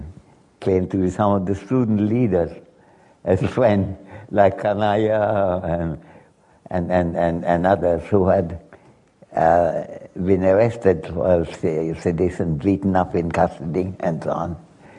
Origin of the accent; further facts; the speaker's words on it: Dhaka, Dhaka Division, Bangladesh; I came from Dhaka.